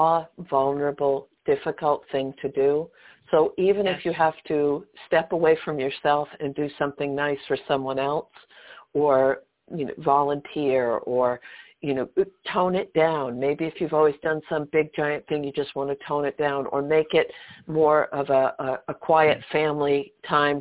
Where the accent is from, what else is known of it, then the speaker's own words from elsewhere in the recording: East Coast, United States; moved away as an adult; I lived on the West Coast, and I grew up on the East Coast